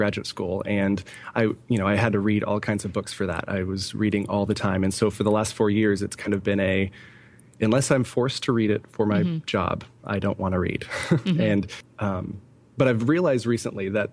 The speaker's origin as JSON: {"language": "English", "region": "California", "country": "United States", "tie": "born or raised there", "also_born_or_lived": "Coeur d'Alene, Idaho", "moved": "as an adult", "lives_now": "Allentown, United States", "said": "both my wife and I are born and raised in California"}